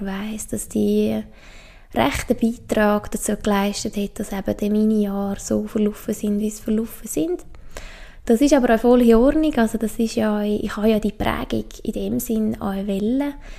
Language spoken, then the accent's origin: German; Obwalden, Switzerland; ich bin aufgewachsen im Kanton Obwalden, das ist im Herzen von der Schweiz